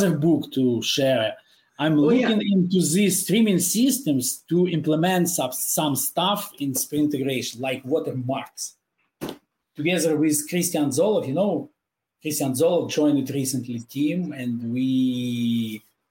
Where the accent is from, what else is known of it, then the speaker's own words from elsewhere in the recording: Kharkiv, Kharkiv Oblast, Ukraine; I am from Kharkiv